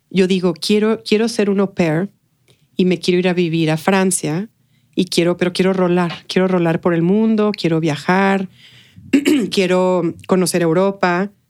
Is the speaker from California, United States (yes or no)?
no; El Paso, Texas, United States; also born or lived in Mexico City, Mexico / McAllen, United States / Brownsville, United States; nací en la Ciudad de México, eh, al año nos fuimos a vivir a McAllen, de McAllen a Brownsville y luego del Brownsville al Paso.